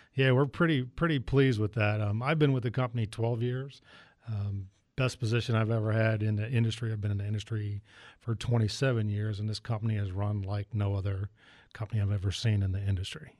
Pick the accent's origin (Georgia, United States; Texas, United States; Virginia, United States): Virginia, United States; Northern; moved away; I'm originally from Northern Virginia